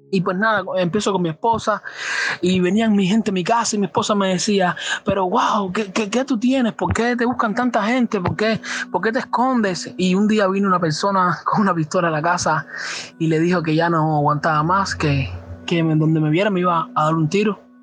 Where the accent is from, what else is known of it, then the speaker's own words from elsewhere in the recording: Cuba; Soy de acá de Cuba